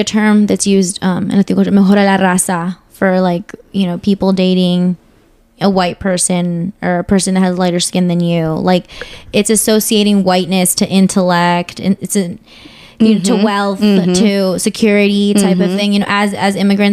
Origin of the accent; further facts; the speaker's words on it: Annandale, Virginia, United States; Fairfax, you know, Annandale